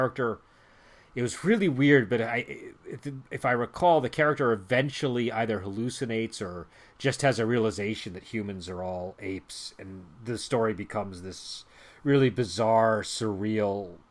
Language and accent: English; Boston, Massachusetts, United States; I'm from Boston